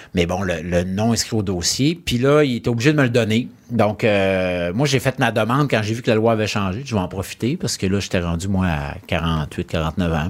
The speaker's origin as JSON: {"language": "French", "town": "Lac-Saint-Joseph", "region": "Quebec", "country": "Canada", "tie": "born or raised there", "also_born_or_lived": "Chicoutimi / Charlesbourg", "said": "J'ai eu une super belle enfance sur le bord d'un lac, euh, entouré de montagnes"}